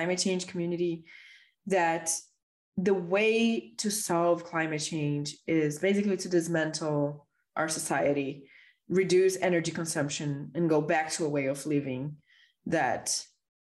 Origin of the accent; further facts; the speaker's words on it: Brazil; growing up in Brazil in the 90s.